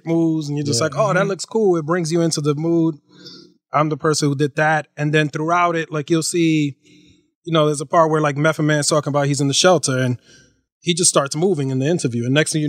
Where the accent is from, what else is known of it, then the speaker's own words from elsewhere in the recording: New York, United States; I grew up in New York.